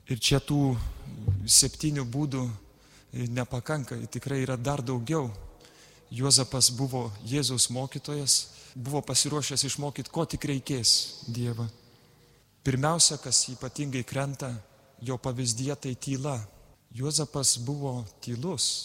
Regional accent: Lithuania; mes lietuviai gal dažnai tylime

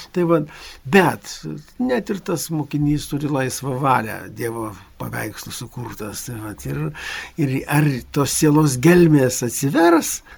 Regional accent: Lithuania; mes lietuviai

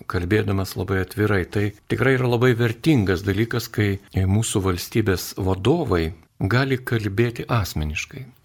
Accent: Lithuania; Mes lietuviai truputį kitokie esame

